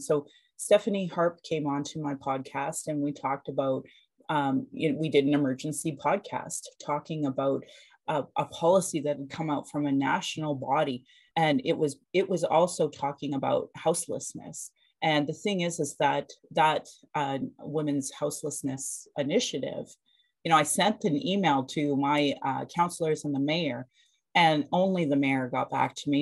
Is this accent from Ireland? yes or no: no; Calgary, Alberta, Canada; I was born in Calgary or in Blackfoot Mokinstis